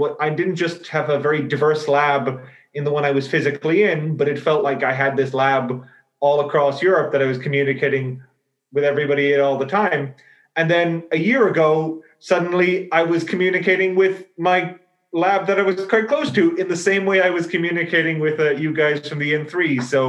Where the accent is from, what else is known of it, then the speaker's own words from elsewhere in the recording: Ireland; now in Amsterdam, Netherlands; I'm from Ireland originally. I'm doing my PhD here in Amsterdam with Paul.